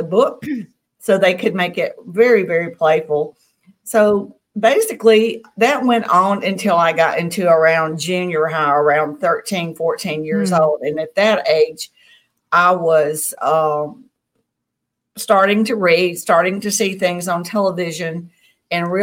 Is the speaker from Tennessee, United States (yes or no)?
yes; Tennessee, United States; now in Mississippi, United States; I grew up in Tennessee, and I live in Mississippi now, and this is the Bible Belt of the South.